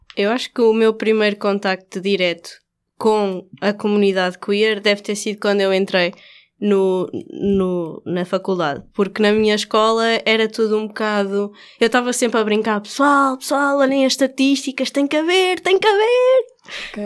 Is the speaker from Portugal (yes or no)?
yes; Coimbra, Centro, Portugal; moved away; Conheci aqui o Ricardo na minha cidade natal, Coimbra